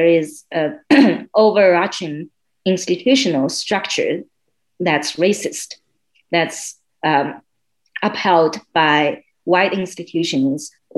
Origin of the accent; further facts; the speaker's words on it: China; moved away as an adult; also born or lived in southwest China; now in Miami, United States; I spent my first 22 years in mainland China. I was born in a southeast town. We call that a town, but it's actually a city with 10 million people near Shanghai.